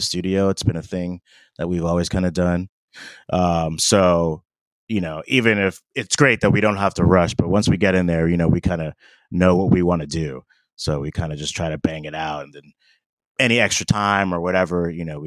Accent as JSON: {"language": "English", "town": "Miami", "region": "Florida", "country": "United States", "tie": "born or raised there", "moved": "as an adult", "lives_now": "West Coast, United States", "said": "I grew up in Miami"}